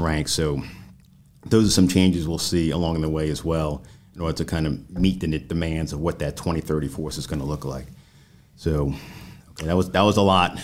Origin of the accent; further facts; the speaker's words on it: New York, United States; moved away as an adult; in New York, my home state.